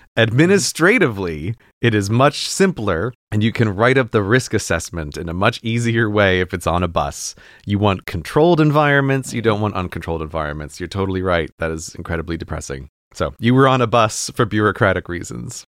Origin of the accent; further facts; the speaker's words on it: New York, United States; moved away; My home state of New York